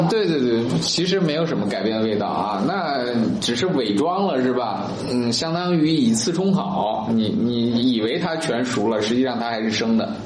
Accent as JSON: {"language": "Chinese", "country": "China", "said": "我们中国人吃枣的历史非常非常久远"}